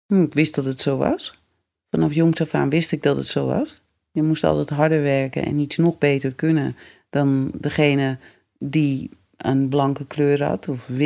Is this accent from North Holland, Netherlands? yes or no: yes; West Friesland, North Holland, Netherlands; accent: West Frisian; moved away; also born or lived in Amsterdam; West-Friesland. Mijn moeder is van boven Karspel. Oh, grappig. Dus ik spreek ook gewoon West-Fries hoor.